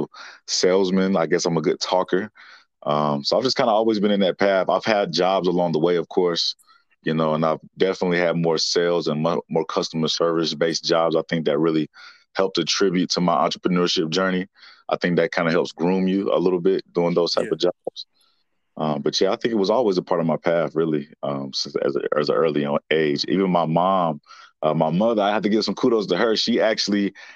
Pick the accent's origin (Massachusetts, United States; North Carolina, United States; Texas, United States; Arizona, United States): North Carolina, United States; Winston-Salem; born and raised right here in Winston-Salem, North Carolina